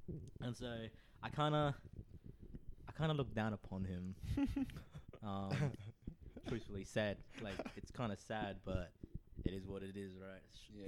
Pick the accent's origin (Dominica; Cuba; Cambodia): Cambodia; Phnom Penh; born there; I was born in Phnom Penh.